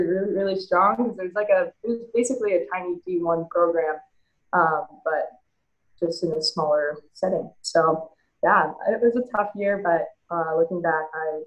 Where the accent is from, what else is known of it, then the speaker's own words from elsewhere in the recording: California, United States; moved away as an adult; also born or lived in New Hampshire; Growing up in California, you have to travel to these showcases and all these tournaments just to get seen